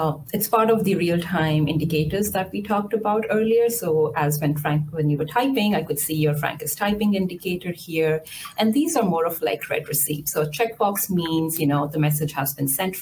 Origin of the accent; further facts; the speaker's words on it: India; I was born and raised in India